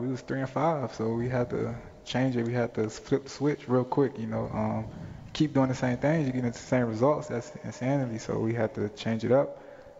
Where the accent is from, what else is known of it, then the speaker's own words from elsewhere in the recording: Tampa, Florida, United States; moved away; But I grew up in Tampa, so I was a Bucs fan at the time.